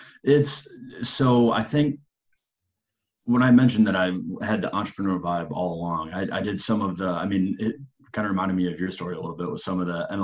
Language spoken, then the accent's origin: English; Minnesota, United States; now in Charlotte, United States; I grew up in Minnesota